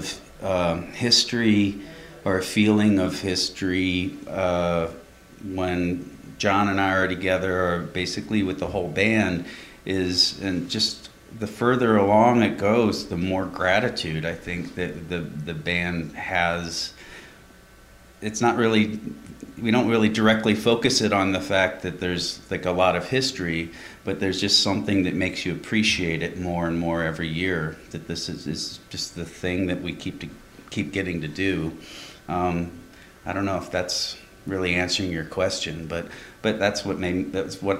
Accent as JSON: {"language": "English", "region": "Midwest", "country": "United States", "tie": "born or raised there", "said": "a guy growing up in the Midwest"}